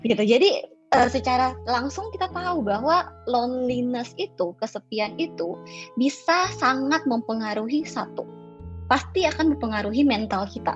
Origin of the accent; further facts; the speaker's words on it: South Sulawesi, Indonesia; now in Jakarta, Indonesia; aku tuh uh, dari Pulau Sulawesi, tepatnya di Sulawesi Selatan